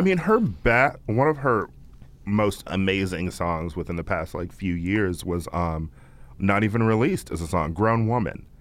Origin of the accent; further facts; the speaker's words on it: California, United States; I'm from California.